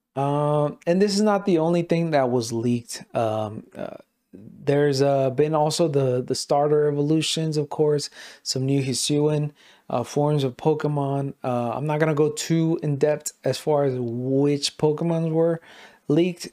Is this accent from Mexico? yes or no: yes; Mexico; first language Spanish; English is a second language; I am Mexican as hell